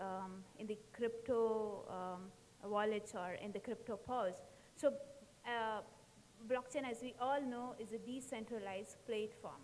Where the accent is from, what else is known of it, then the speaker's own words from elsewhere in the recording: India; now in Thailand; I'm from India